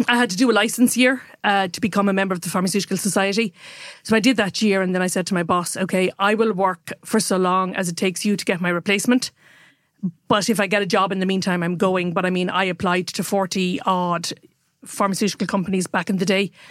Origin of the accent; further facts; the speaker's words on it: Waterford, Munster, Ireland; also born or lived in Dublin; now in Kilkenny, Ireland; I grew up in Waterford, actually, and then went to boarding school and then came to Dublin. But since oh one, I've lived back in Kilkenny full-time.